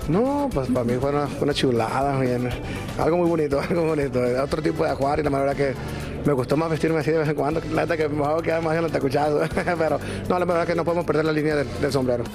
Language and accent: Spanish; Mexico; nosotros como mexicanos